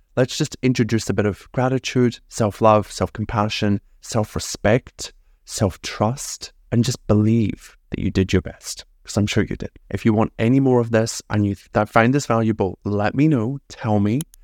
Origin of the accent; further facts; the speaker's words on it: Scotland, United Kingdom; I'm from Scotland.